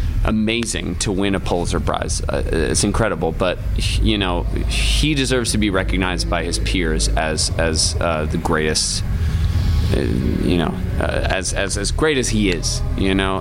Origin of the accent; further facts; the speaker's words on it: Ithaca, New York, United States; we were growing up in Ithaca